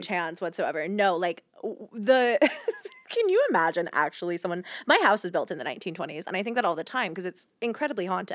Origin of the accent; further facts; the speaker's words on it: Georgia, United States; I grew up in Georgia